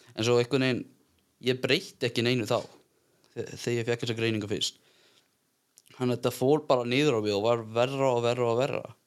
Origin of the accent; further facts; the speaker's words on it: Iceland; ég er bara hérna úr bænum ég eldst upp frekar svona eðlilega